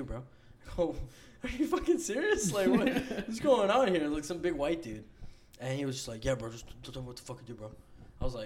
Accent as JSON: {"language": "English", "town": "New York City", "region": "New York", "country": "United States", "tie": "born or raised there", "said": "I'm from New York. I was born in New York City"}